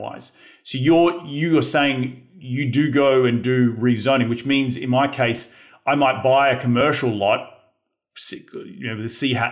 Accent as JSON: {"language": "English", "country": "Australia", "also_born_or_lived": "New York / Philadelphia / Los Angeles / Austin", "moved": "as an adult", "lives_now": "United States", "said": "as being an Australian coming to the United States"}